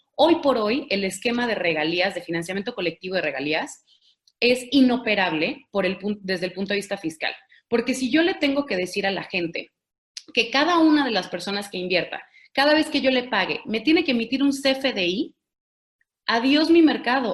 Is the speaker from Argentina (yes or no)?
no; Mexico; Todos los mexicanos